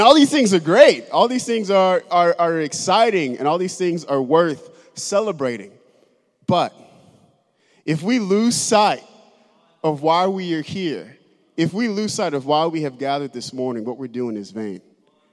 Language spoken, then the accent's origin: English; United States; as an American Christian